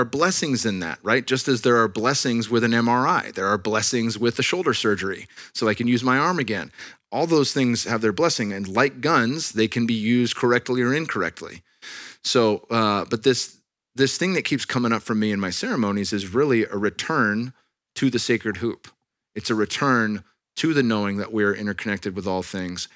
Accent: Silicon Valley, California, United States; I'm from the Silicon Valley, born and raised.

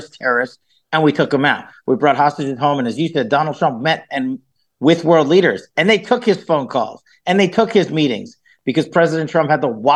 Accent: Nevada, United States; my home state of Nevada

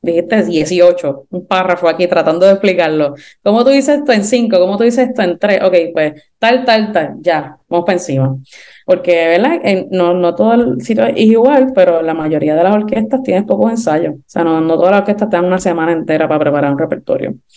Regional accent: Puerto Rico; yo soy puertorriqueña y caribeña

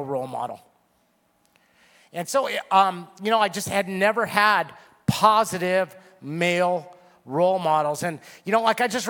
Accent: Simi Valley, California, United States; I was from Simi Valley

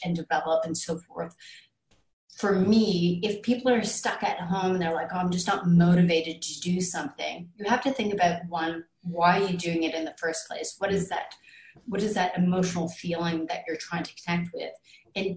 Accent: Canada; moved away; I'm Canadian

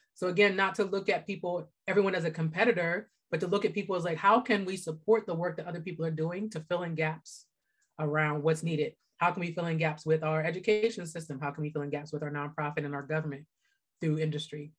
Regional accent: Pittsburgh, Pennsylvania, United States; also born or lived in New York / Los Angeles; I grew up in Pittsburgh

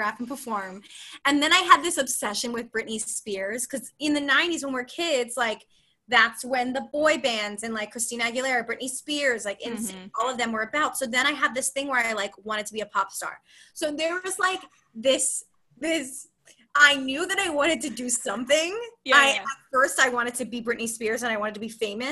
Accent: Philadelphia, Pennsylvania, United States; moved away as an adult; also born or lived in Texas; now in New York City, United States; I grew up in Philadelphia, Pennsylvania

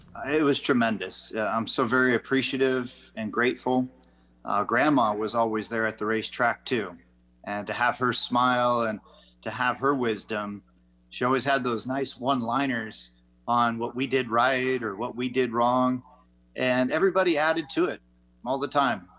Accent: Las Vegas, Nevada, United States; Las Vegas my hometown

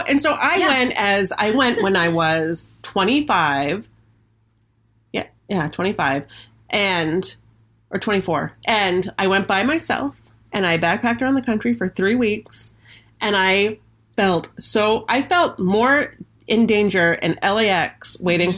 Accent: Washington County, Maine, United States; I'm liberal, but I grew up in Washington County. Like, I'm a Washington County liberal

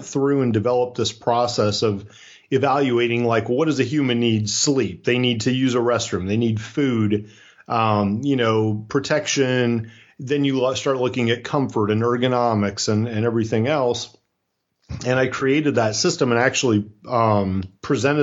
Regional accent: Iowa, United States; moved away; also born or lived in Florida; I was raised in Iowa. I won't use the words grow up, but I was raised in Iowa

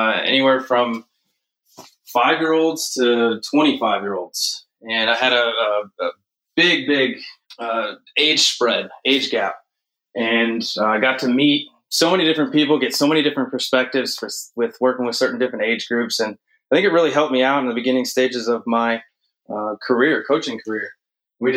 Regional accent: Chicago, Illinois, United States; moved away as an adult; also born or lived in Texas / North Carolina; I grew up in the Chicagoland area

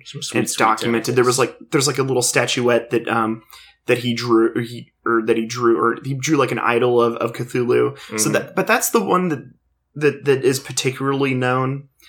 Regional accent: Fillmore, California, United States; also born or lived in Lawndale; we then moved from Lawndale to Fillmore, and growing up in Fillmore

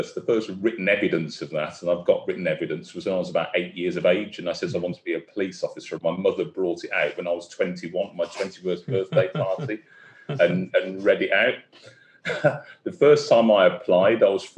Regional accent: Birmingham, West Midlands, United Kingdom; moved away as an adult; also born or lived in London; I was in Birmingham, so I'm a Brummie

